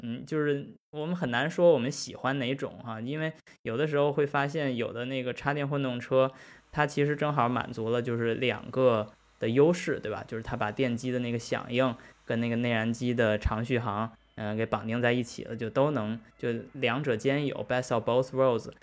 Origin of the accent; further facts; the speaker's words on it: China; 我们是中国人，我们是中国汽车人